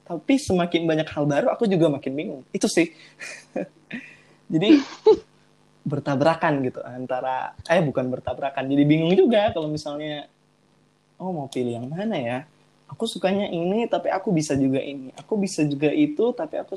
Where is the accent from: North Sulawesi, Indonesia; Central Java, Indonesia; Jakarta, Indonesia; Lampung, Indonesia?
North Sulawesi, Indonesia; Manado; kan aku dari anak daerah nih aku ah, dari Manado aku dari Manado jadi